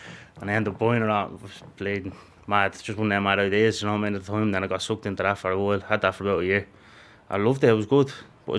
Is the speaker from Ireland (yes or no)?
yes; Dublin, Leinster, Ireland; From Coolock, I grew up in Coolock all my life. I'm 27, now I'm 28 on Friday.